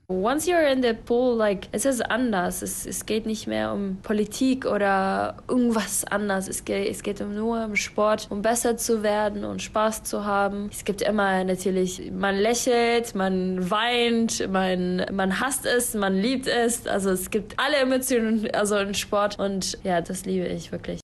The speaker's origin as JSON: {"language": "German", "country": "Syria", "second_language": "German", "moved": "yes", "lives_now": "Germany", "said": "Deutschland ist, äh, ich würde immer sagen, meine zweite Heimat, weil Syrien ist immer, wird immer meine Heimat sein."}